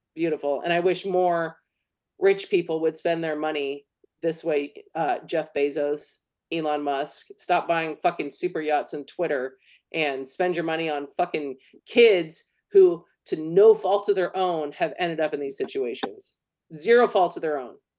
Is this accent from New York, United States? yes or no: no; California, United States; as a Californian